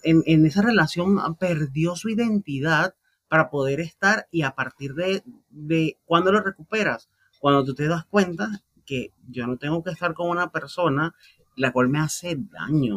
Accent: Venezuela; los que somos venezolanos

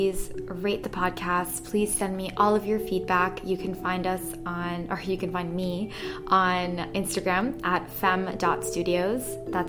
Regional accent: Athens, Attica, Greece; moved away; I moved here 6.5 years ago from Europe. I'm Italian, but I grew up in Athens in Greece. And I went to a British school, which is why I don't have an accent.

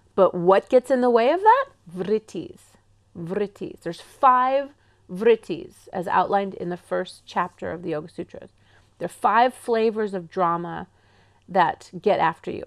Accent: England, United Kingdom; accent: English; now in Pacific Northwest, United States; my English accent

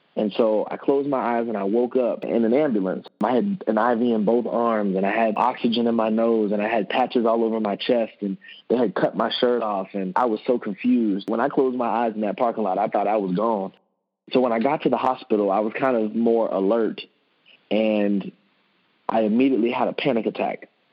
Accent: Orlando, Florida, United States; moved away as an adult; now in Indianapolis, United States; I'm originally from Orlando, Florida

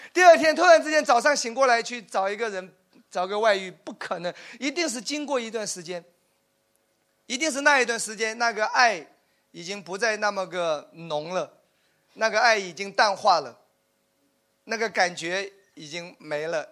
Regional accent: Wenzhou, Zhejiang, China; 因为我是属于典型的留守儿童。我我我是温州人，其实我们父母都有个共同点，早早的出去做生意了。然后就跟跟那些爷爷奶奶、外公外婆一起

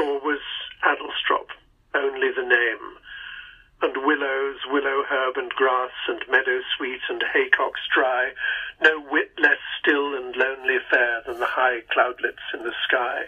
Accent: England, United Kingdom; moved away; so I'm an Englishman

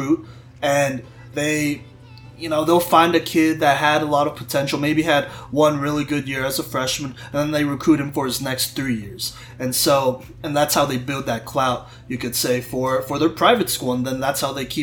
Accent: Texas, United States; I'm from Texas

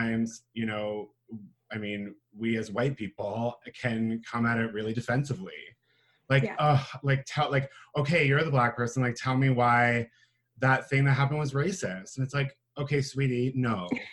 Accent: St. Catharines, Ontario, Canada; moved away as an adult; now in Hamilton, Canada; I'm originally from St. Catharines. I now reside in good old Hamilton, Ontario.

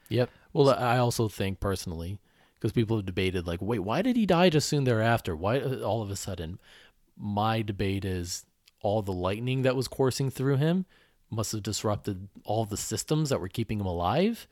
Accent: Oakland County, Michigan, United States; I grew up in Michigan, Oakland County

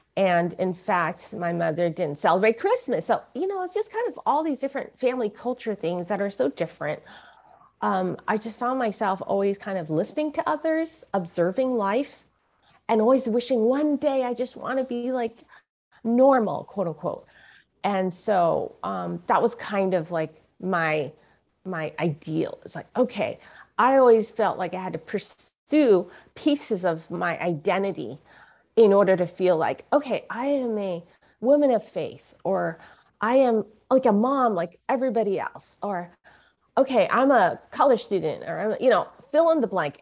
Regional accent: San Francisco, California, United States; I was born in San Francisco, Chinatown, and my mother was a mail order bride from Hong Kong

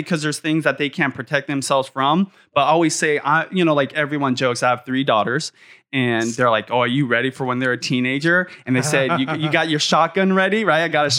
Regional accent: Seattle, Washington, United States; I still live literally in the same quarter mile area of the neighborhood I grew up in North Seattle for the last 25 years.

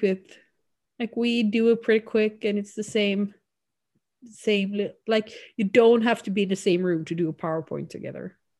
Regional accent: Sweden; accent: Swedish; first language Swedish; English is a second language; now in Canada; Swedish is such a, our accent isn't as distinct

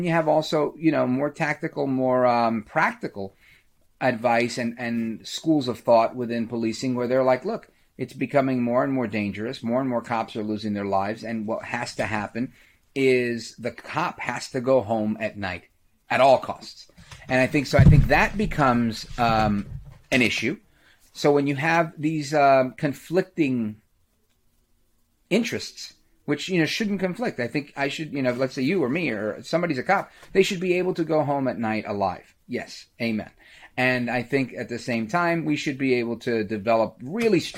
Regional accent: New York City, New York, United States; I grew up in Brooklyn, right outside of Flatbush

